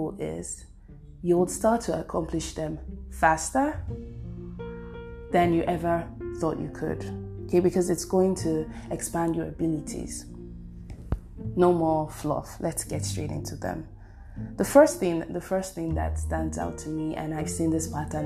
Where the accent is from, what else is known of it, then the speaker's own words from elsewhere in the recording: Nigeria; I'm Nigerian.